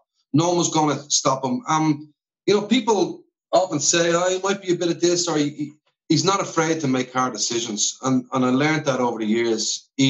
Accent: Ireland; now in United States; if you're growing up in Ireland

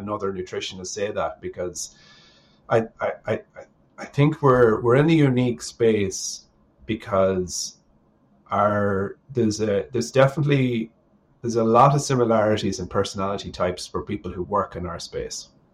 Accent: Sligo, Connacht, Ireland; at home in Sligo.

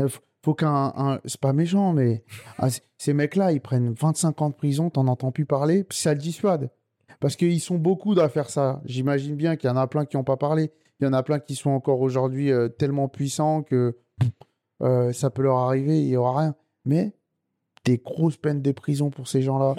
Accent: Sarcelles, Île-de-France, France; je suis originaire de Sarcelles

